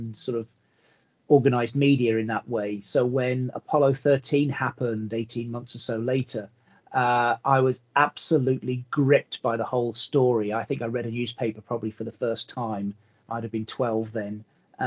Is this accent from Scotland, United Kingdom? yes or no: no; Belfast, Northern Ireland, United Kingdom; also born or lived in California, United States; I was born in America, grew up in America, went to school. My first days in school were in America. And then I was uplifted and transported to Belfast as a, wow, a young boy at the age of sort of 8 or 9